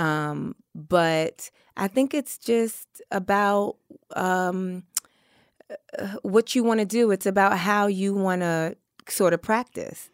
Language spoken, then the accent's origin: English; New York, United States; I grew up in Harlem.